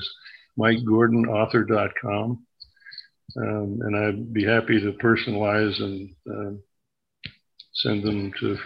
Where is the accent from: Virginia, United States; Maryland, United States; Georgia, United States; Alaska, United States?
Alaska, United States; Anchorage; who was my surrogate mother when I was growing up in Spinard.